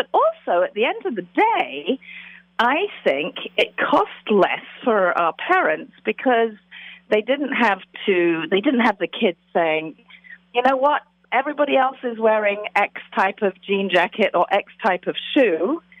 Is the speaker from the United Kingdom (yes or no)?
yes; England, United Kingdom; now in United States; I grew up in England